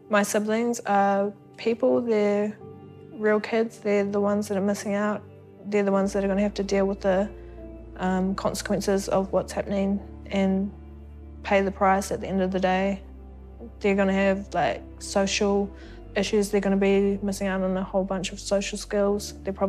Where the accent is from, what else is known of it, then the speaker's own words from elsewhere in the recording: Waikato, New Zealand; I was born in Waikato